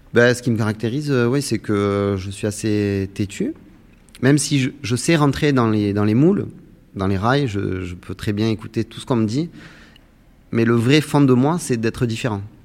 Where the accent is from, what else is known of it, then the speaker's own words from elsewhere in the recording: Saintes-Maries-de-la-Mer, Provence-Alpes-Côte d'Azur, France; j'ai grandi en Camargue, au Sainte-Marie-de-la-Mer